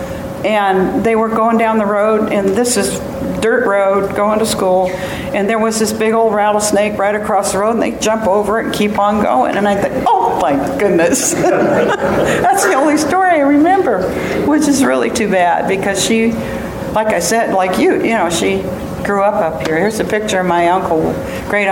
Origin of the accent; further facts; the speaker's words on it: Salinas, California, United States; I was born in Salinas Valley, in Salinas